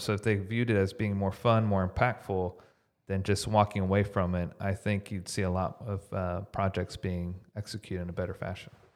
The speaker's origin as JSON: {"language": "English", "town": "Houston", "region": "Texas", "country": "United States", "tie": "born or raised there", "lives_now": "Dallas, United States", "said": "I grew up in Houston"}